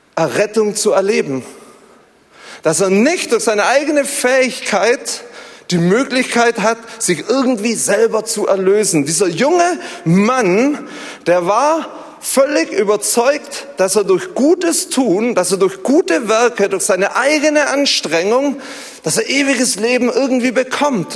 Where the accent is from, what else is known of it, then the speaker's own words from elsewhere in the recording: Zollernalbkreis, Baden-Württemberg, Germany; ich komme so aus dem Zollern-Albkreis